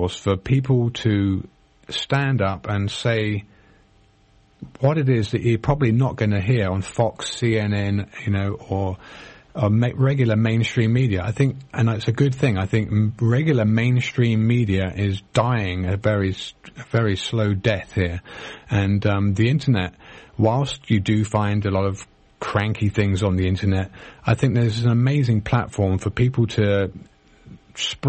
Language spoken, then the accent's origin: English; England, United Kingdom; now in United States; I was born in Britain. I'm a US citizen now